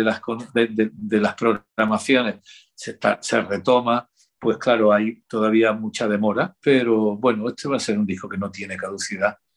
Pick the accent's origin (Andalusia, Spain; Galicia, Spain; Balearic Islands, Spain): Andalusia, Spain; yo soy andaluz